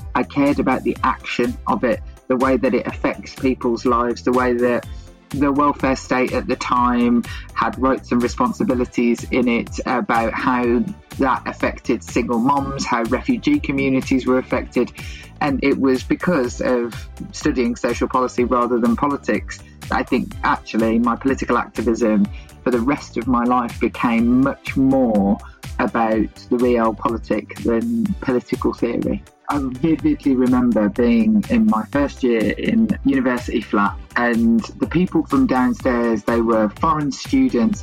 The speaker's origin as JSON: {"language": "English", "town": "Birmingham", "region": "West Midlands", "country": "United Kingdom", "also_born_or_lived": "Leeds", "said": "I'm from Birmingham"}